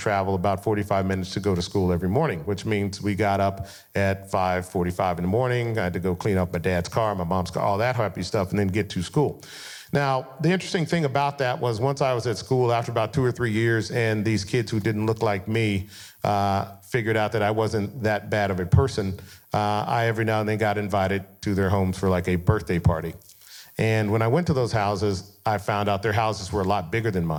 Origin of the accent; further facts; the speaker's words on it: Denver, Colorado, United States; I grew up in Colorado